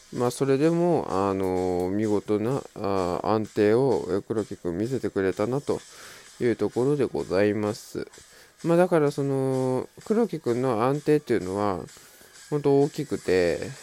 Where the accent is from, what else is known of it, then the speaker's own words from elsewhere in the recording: Mie, Japan; 自分と同じ三重県出身